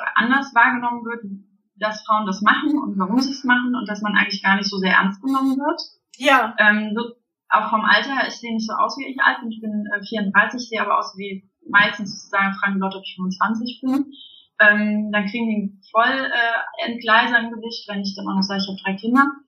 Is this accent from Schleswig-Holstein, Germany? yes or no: no; Salzwedel, Saxony-Anhalt, Germany; now in Bonn, Germany; ich bin in Sachsen-Anhalt groß geworden, in einem äh, in Salzwil, wo der leckere Baumkuchen herkommt